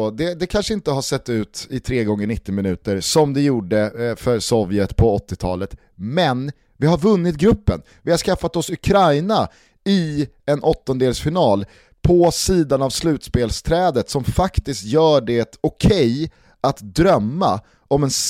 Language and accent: Swedish; Sweden; hela fotbollslivet här som svensk.